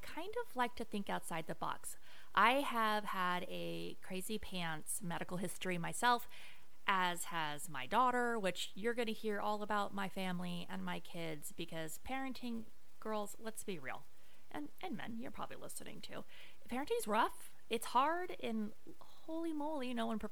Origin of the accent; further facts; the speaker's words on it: Las Vegas, Nevada, United States; moved away; also born or lived in Orange County, California; I am from Las Vegas, Nevada. Can I give it for my Vegas peeps? Growing up in Vegas is weird, y'all. It's like we kind of have our own weird accent out there